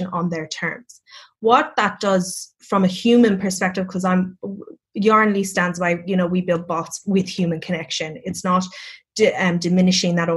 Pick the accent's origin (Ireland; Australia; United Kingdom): Ireland; Cork, Munster; accent: Irish; moved away; I'm from Cork as well. So it's the capital of Ireland. We're very singy